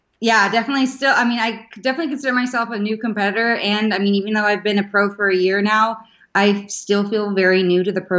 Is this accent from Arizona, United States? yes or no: yes; Gilbert, Arizona, United States; I am from Gilbert, Arizona